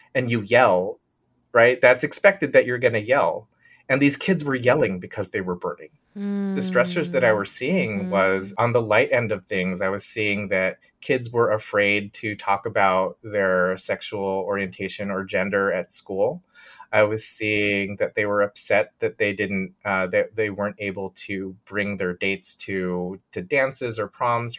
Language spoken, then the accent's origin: English; Bay Area, California, United States; moved away as an adult; I grew up in the Bay Area